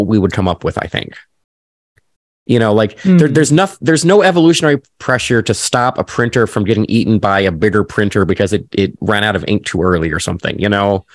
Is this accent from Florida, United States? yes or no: no; Nebraska, United States; now in Chicago, United States; Grew up in Nebraska